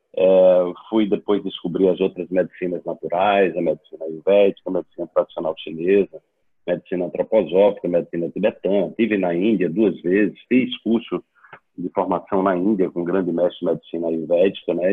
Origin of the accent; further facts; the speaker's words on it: Serra Talhada, Pernambuco, Brazil; also born or lived in Recife; Eu sou sertanejo lá do Serra Talhada, uma cidade do sertão de Pernambuco, a 400 quilômetros de Recife.